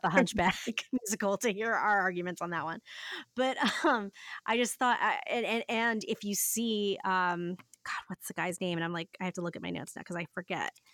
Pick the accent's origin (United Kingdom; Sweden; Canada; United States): United States; Ohio; I said pop 'cause I'm from Ohio